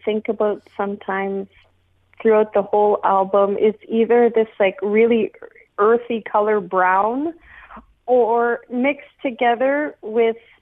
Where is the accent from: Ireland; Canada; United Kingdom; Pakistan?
Canada; Nunavut; growing up in Nunavut